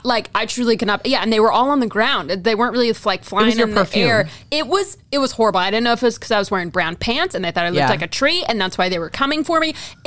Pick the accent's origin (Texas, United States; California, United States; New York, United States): Texas, United States; also born or lived in Wisconsin; now in Cleveland, United States; I'm from Texas. I had not seen them in Texas. I was in Wisconsin before I moved to Cleveland.